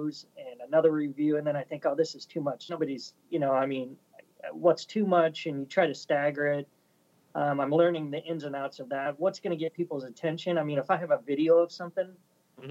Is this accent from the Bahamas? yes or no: no; Omaha, Nebraska, United States; I grew up in Omaha in the 80s.